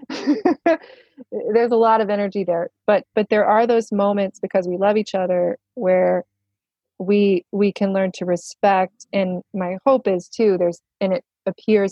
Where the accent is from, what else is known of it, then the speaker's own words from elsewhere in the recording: the Bible Belt, United States; I grew up in the Bible Belt